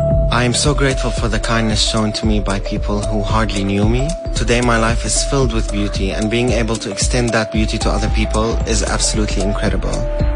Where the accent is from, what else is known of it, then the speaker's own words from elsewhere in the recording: Syria; English is a second language; moved away as an adult; now in South Africa; I'm originally from Syria.